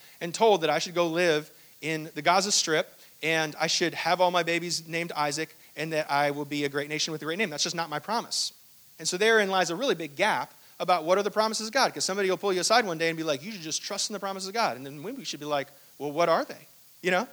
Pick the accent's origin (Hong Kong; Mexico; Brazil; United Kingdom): Hong Kong; I was born in Hong Kong, and I don't remember a thing of it